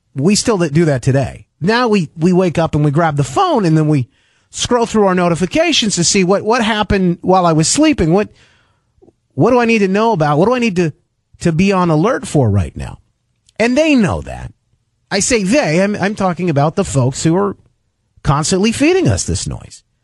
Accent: Grand Rapids, Michigan, United States; my hometown in West Michigan, where I live right now in Grand Rapids

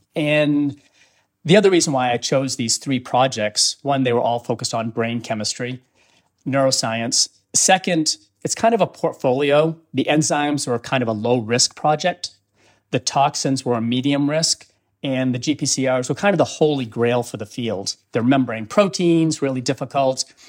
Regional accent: Auburn, Maine, United States; moved away; I grew up in Auburn, Maine

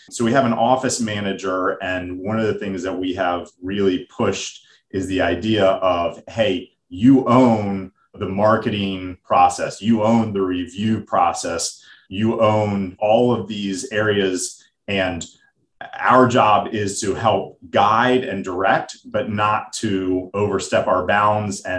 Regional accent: United States; accent: American; my American accent.

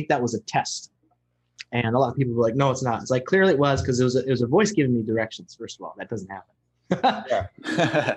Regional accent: Bremerton, Washington, United States; just here in my hometown, Bremerton

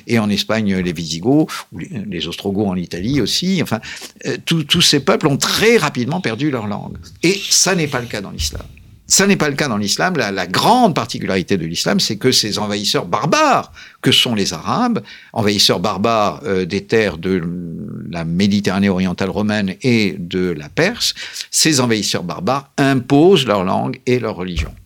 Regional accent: France; nous sommes des Français, paraît-il

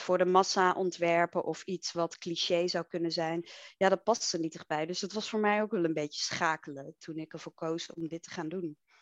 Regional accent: Enschede, Overijssel, Netherlands; Ik ben opgegroeid in Enschede, in het oosten des lands.

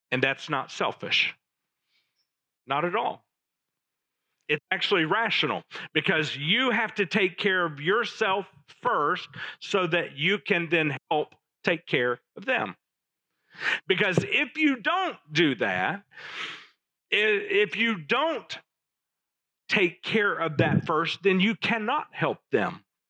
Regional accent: Little Rock, Arkansas, United States; As I was growing up in Little Rock in the late 70s

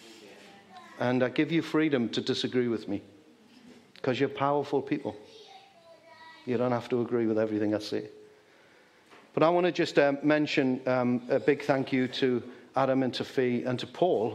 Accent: Geordie, North East England, United Kingdom; accent: Geordie; I taught him some Geordie

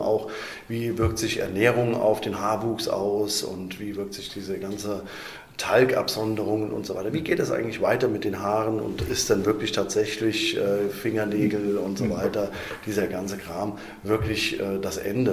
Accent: Wiesbaden, Hesse, Germany; damals in Breckenheim bin ich geboren

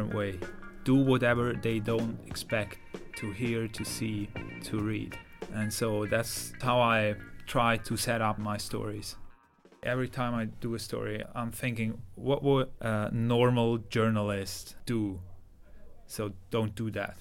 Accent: Switzerland; from Switzerland

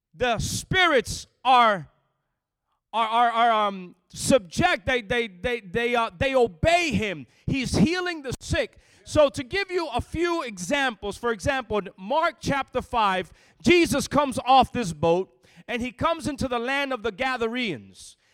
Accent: Lakewood, New Jersey, United States; moved away; also born or lived in Florida; I was born and raised on the east side, a small town called Lakewood

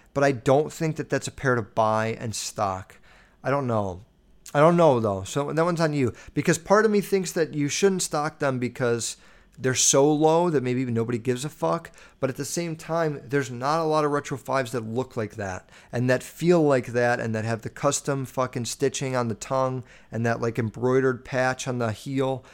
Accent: Chicago, Illinois, United States; I'm from Chicago

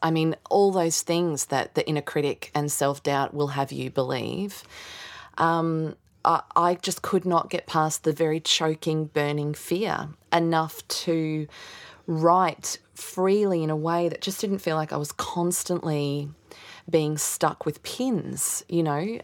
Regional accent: Australia; as an Aussie kid, 'cause I wasn't learning that history at school

